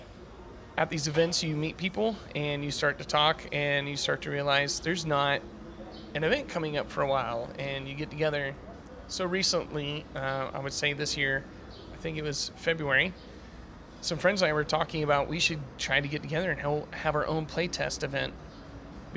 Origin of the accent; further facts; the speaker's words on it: Oklahoma, United States; now in Tennessee, United States; I'm not originally from Tennessee. I'm from Oklahoma